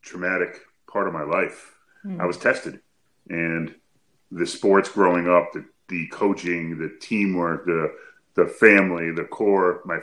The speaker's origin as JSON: {"language": "English", "region": "Connecticut", "country": "United States", "said": "I'm from Connecticut. I'm about 2.5 hours away by car"}